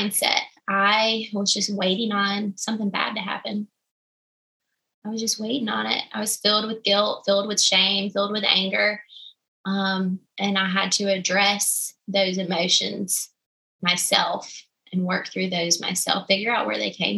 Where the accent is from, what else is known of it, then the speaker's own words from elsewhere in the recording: the South, United States; I'm from the South. We cook everything in grease and a lot of biscuits